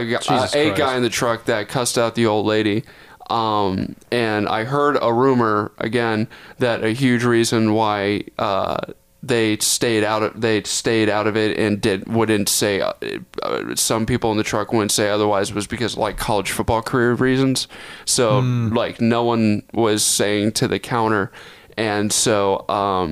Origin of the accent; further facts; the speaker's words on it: Texas, United States; I grew up in Texas.